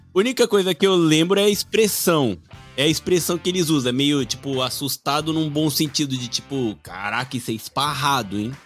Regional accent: Brasília, Federal District, Brazil; now in Japan; eu sou de Brasília

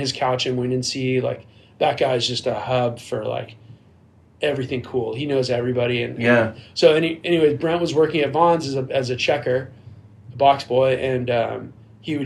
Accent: San Diego, California, United States; I'm from San Diego

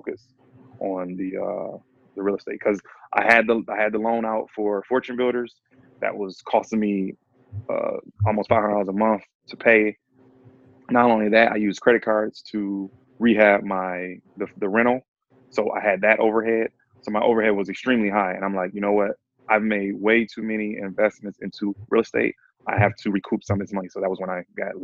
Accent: Detroit, Michigan, United States; I live here. So I was born and raised in Detroit

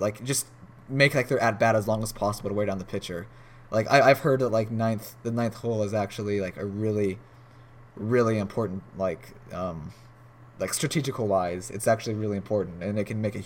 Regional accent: United States; being an American

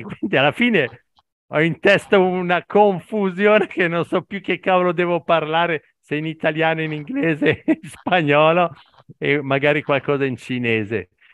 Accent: Italy; italiano al 100%, ab- eh, nato, cresciuto e vivo in Italia

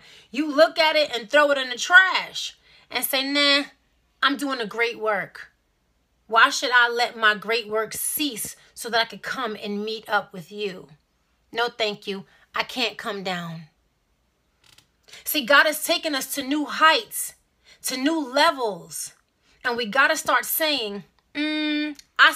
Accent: New York City, New York, United States; I'm from Brooklyn

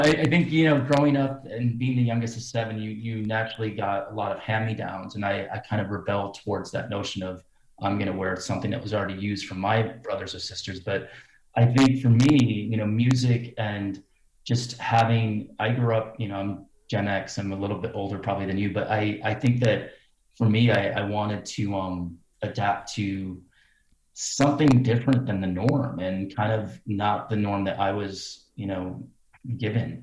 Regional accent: Cedar Rapids, Iowa, United States; growing up in a, well, not necessarily a small town, but uh, let's say a humble town in Cedar Rapids, Iowa

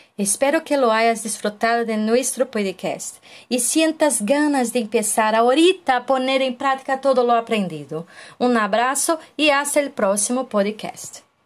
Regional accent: Brazil; para nós brasileiros

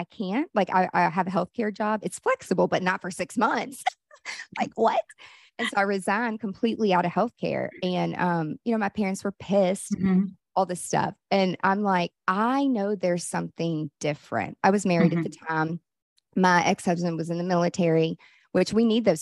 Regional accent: Nashville, Tennessee, United States; I'm from Nashville, country music, you know, USA.

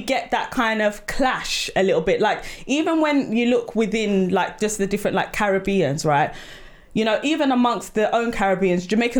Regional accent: Sierra Leone; I am Sierra Leonean

